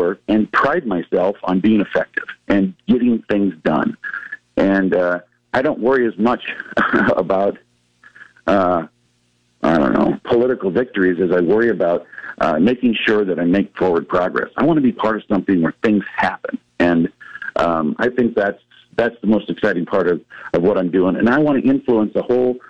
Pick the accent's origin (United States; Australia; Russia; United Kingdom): United States; Norfolk, Nebraska; also born or lived in Lincoln, Nebraska; my hometown of Norfolk.